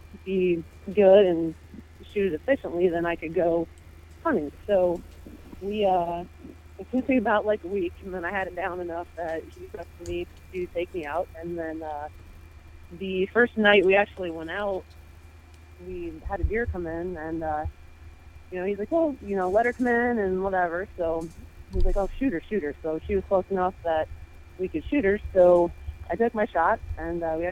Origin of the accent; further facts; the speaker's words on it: Savannah, Ohio, United States; moved away as an adult; now in Michigan, United States; I'm originally from Savannah, Ohio, is where I grew up.